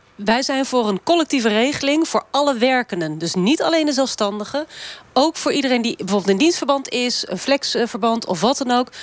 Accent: Kampen, Overijssel, Netherlands; Ik kom zelf uit Kampen

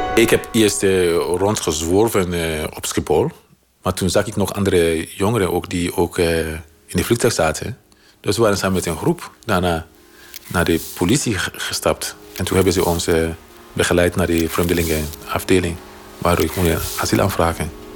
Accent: Sierra Leone; Dutch is a second language; moved away as an adult; now in Netherlands; ik kom uit Sierra Leone

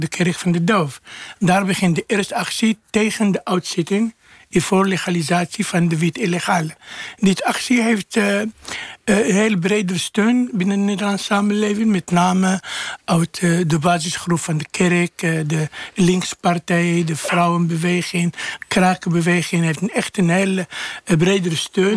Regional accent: Morocco; Dutch is a second language; now in Netherlands; omdat we komen uit Marokko

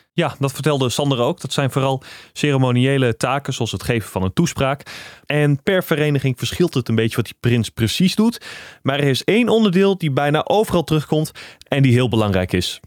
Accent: Drenthe, Netherlands; Ik kom ook uit Drenthe.

